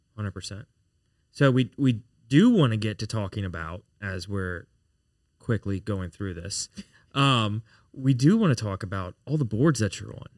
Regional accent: Baton Rouge, Louisiana, United States; I was born and raised in Baton Rouge

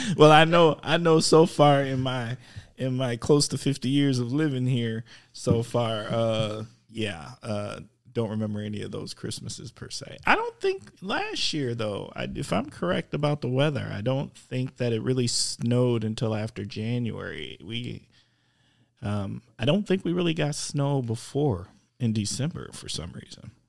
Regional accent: Wisconsin, United States; I'm from Wisconsin

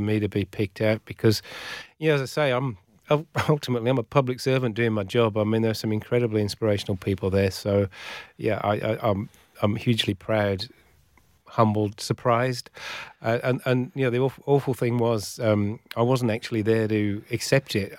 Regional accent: Shropshire, West Midlands, United Kingdom; moved away as an adult; also born or lived in Northeast England / Newcastle; now in Western Australia, Australia; I grew up in, in the county of Shropshire

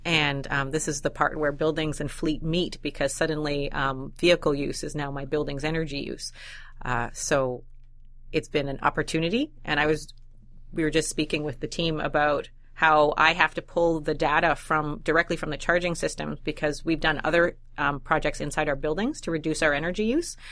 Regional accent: Winnipeg, Manitoba, Canada; I'm from Winnipeg

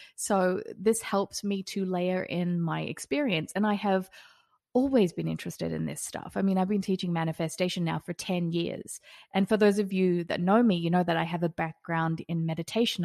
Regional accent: Australia; now in Las Vegas, United States; I'm also an Australian living in Las Vegas.

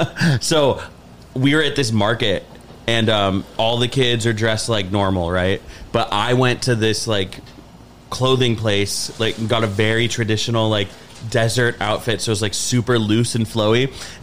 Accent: Los Angeles, California, United States; I'm from L.A.

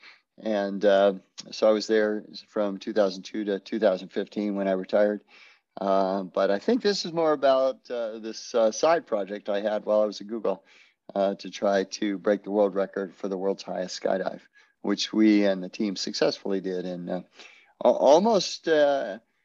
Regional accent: Florida, United States; I grew up in Florida

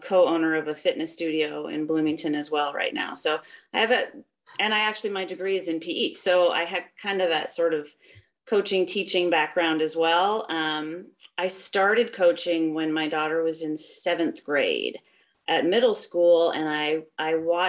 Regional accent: just north of Toronto, Ontario, Canada; moved away as an adult; also born or lived in Iowa; now in United States; I grew up in Canada, just north of Toronto, and started running when I was 10.

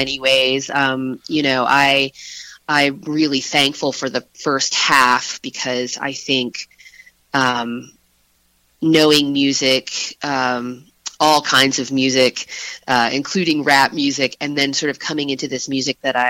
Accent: Harrisonburg, Virginia, United States; also born or lived in Elkton, Virginia; So I grew up in the Shenandoah Valley. Originally, I grew up in Harrisonburg, although we moved

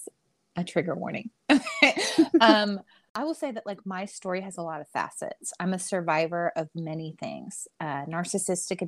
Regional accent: Houston, Texas, United States; also born or lived in Long Island, New York; now in Dallas-Fort Worth, United States; I am from Long Island, New York. I like to preface with that before I tell people where I actually live, which is I live in Texas. I actually grew up in Houston. I moved to Texas when I was 9

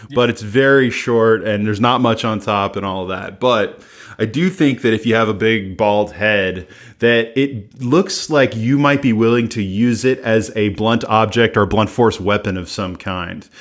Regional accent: United States; I'm an American

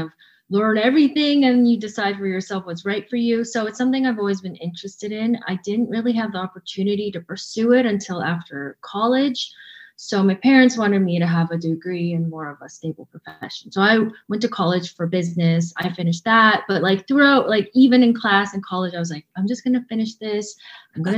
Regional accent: Vancouver, British Columbia, Canada; now in Toronto, Canada; And I grew up in Vancouver. I live in Toronto.

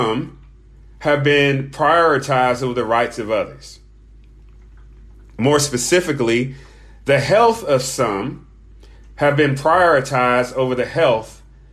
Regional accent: United States; I'm speaking as an American citizen

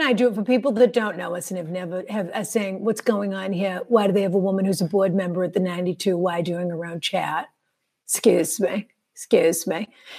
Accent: Boston, Massachusetts, United States; also born or lived in Marblehead, Massachusetts; I am in Marblehead, Massachusetts, in my gorgeous house. Yes, I'm from Boston, the greater Boston area

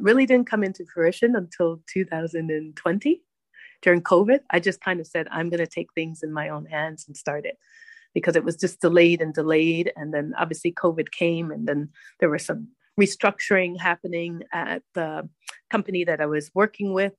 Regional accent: Hartford, Connecticut, United States; now in Abu Dhabi, United Arab Emirates; I grew up in Hartford

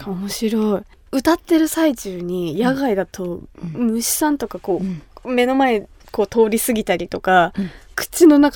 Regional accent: Kumamoto, Japan; moved away; 私が生まれ育った熊本

